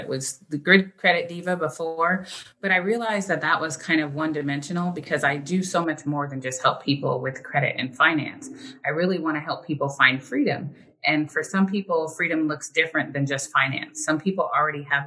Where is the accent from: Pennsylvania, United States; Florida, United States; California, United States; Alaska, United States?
California, United States; also born or lived in Philadelphia; I was born in Philadelphia, but I was raised in California